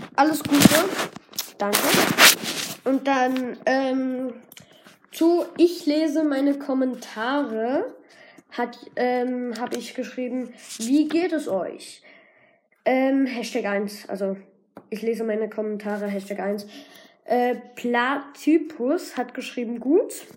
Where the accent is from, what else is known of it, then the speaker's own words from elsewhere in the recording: Germany; Ich bin in, der, in Deutschland geboren